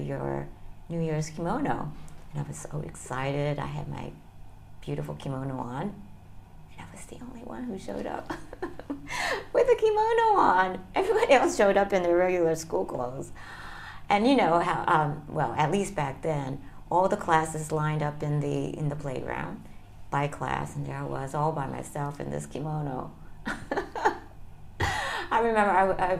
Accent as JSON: {"language": "English", "region": "North Carolina", "country": "United States", "tie": "born or raised there", "also_born_or_lived": "Kyoto, Japan / Pennsylvania", "lives_now": "Tokyo, Japan", "said": "I was born there and I spent my first years there up until I was in first grade"}